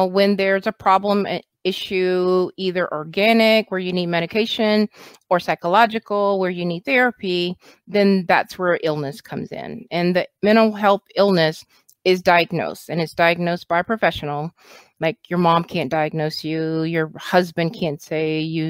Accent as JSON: {"language": "English", "town": "Austin", "region": "Texas", "country": "United States", "tie": "born or raised there", "said": "I am from Austin, Texas, born and raised in Texas. Been here most of my life."}